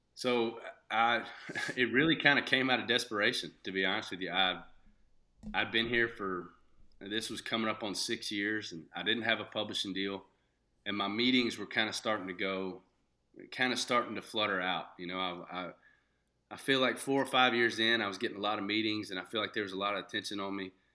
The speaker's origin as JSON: {"language": "English", "town": "Shreveport", "region": "Louisiana", "country": "United States", "tie": "born or raised there", "moved": "yes", "said": "I was born and raised in Shreveport, Louisiana"}